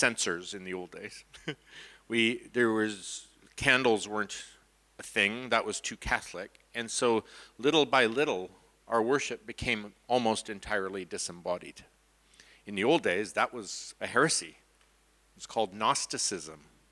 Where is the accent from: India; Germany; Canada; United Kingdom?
Canada; from Canada